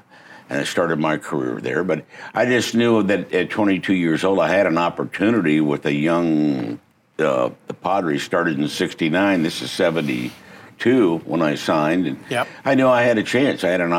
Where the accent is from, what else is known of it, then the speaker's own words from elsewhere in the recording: Brea, California, United States; moved away as an adult; now in San Diego, United States; I grew up 100 miles north of here in Orange County, a little town called Brea.